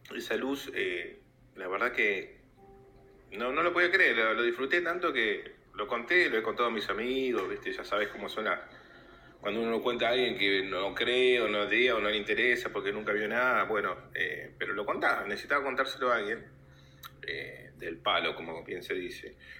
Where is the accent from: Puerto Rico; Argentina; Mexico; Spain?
Argentina; Bariloche, Río Negro; now in Buenos Aires, Argentina; yo soy de Bariloche en realidad, hace ya años que me vine a vivir acá en Capital Federal